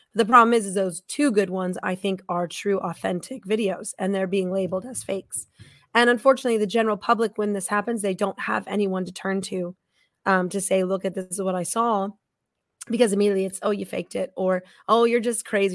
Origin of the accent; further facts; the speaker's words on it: Estes Park, Colorado, United States; also born or lived in Tucson, Arizona; I grew up in Estes Park, Colorado